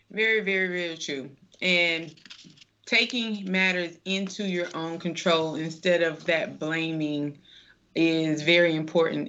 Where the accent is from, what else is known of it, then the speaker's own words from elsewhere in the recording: the South, United States; growing up in the South